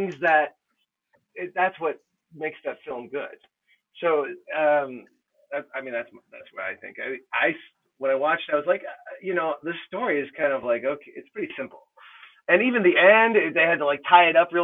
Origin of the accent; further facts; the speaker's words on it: United States; I'm American